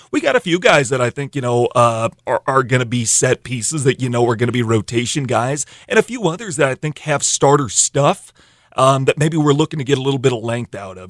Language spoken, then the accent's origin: English; Iowa, United States; now in Sioux Falls, United States; growing up in Iowa